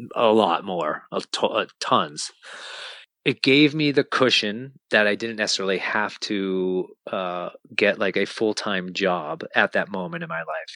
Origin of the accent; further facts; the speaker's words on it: Lexington, Massachusetts, United States; we felt completely alone as a family growing up in Lexington, Massachusetts